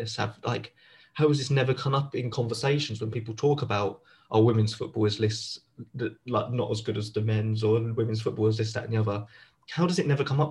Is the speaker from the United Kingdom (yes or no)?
yes; London, United Kingdom; accent: Southeast London; my full Southeast London accent